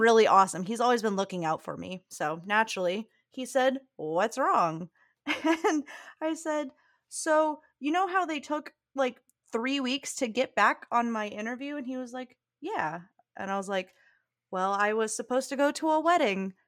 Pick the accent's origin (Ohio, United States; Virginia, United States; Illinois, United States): Virginia, United States; Southern; now in South Carolina, United States; growing up in Virginia is that we used to go to Williamsburg in the fall and in Virginia, the part of Virginia I'm from, which is Southern Virginia